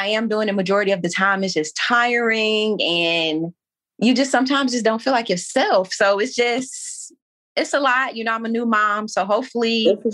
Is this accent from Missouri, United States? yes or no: yes; St. Louis, Missouri, United States; moved away as an adult; now in Maryland, United States; Born and raised in St. Louis. I recently moved to Maryland, about 20 minutes away from D.C.